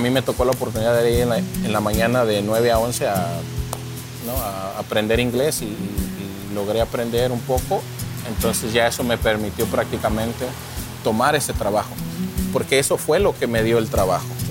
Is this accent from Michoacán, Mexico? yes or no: yes; Morelia, Michoacán, Mexico; moved away as an adult; now in United States; yo vengo de la ciudad de Morelia, Michoacán, de México